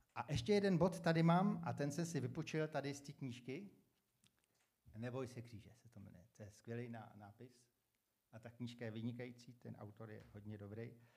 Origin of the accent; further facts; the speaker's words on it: Czechia; jsem dobrý teda Čech